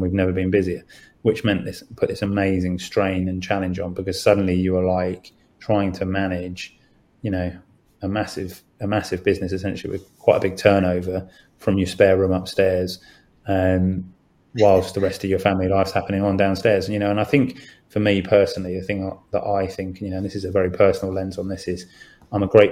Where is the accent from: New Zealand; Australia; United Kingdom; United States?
United Kingdom